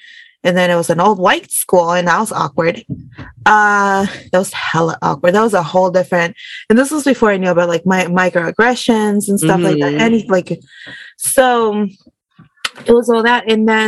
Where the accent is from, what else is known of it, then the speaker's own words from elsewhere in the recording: Denver, Colorado, United States; also born or lived in Juárez, Mexico; So I was born in Juarez, Chihuahua, Mexico, to my mama and a very large loving family. Immigrated to the United States in the late 1999s, early 2000s. I went to school in the U.S., Denver, Colorado